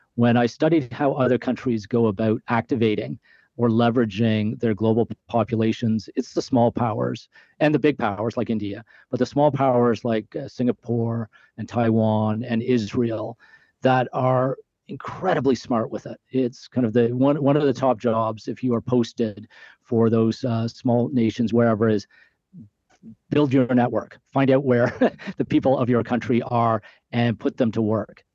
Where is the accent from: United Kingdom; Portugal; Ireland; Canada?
Canada; being Canadian